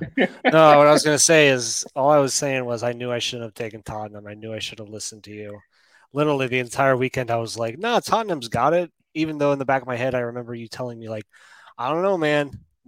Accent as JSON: {"language": "English", "region": "Colorado", "country": "United States", "tie": "born or raised there", "said": "And I grew up in Colorado, too, which is, like, probably the safest place that you could drink some tap water."}